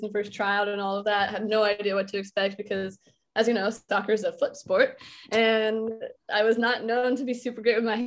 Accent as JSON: {"language": "English", "region": "Oregon", "country": "United States", "tie": "born or raised there", "also_born_or_lived": "Florida", "moved": "as an adult", "said": "I grew up playing soccer in Oregon."}